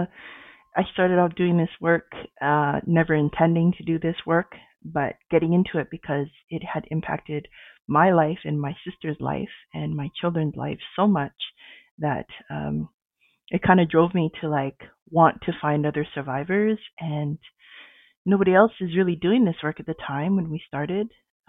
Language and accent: English; Sault Ste. Marie, Ontario, Canada; also born or lived in Edmonton, Alberta / Saddle Lake First Nation, Alberta; now in Ottawa, Canada; I was born in Edmonton and adopted and raised in Ontario, in Sault Ste. Marie, Ontario.